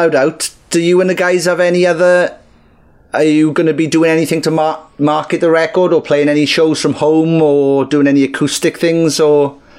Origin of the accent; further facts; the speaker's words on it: Merthyr Tydfil, Wales, United Kingdom; I'm from Merthyr Tydfil